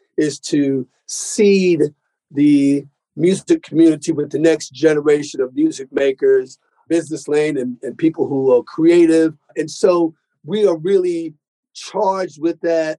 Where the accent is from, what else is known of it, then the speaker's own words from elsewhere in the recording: New York City, New York, United States; Growing up in New York